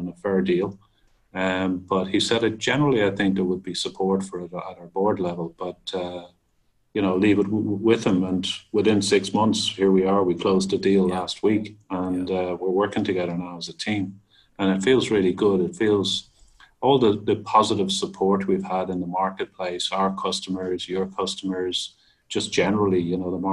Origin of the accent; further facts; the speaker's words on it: Ireland; being Irish